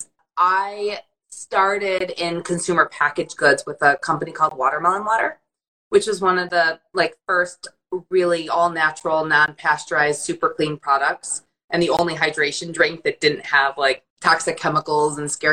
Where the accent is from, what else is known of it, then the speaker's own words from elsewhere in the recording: Detroit, Michigan, United States; moved away as an adult; also born or lived in Saratoga Springs, New York; when I grew up in Detroit and in Michigan in the 90s